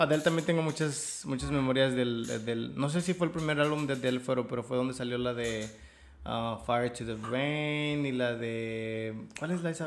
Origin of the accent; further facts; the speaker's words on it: Mexico City, Mexico; also born or lived in Austin, Texas; now in United States; yo soy de ciudad, güey. Yo soy del DF.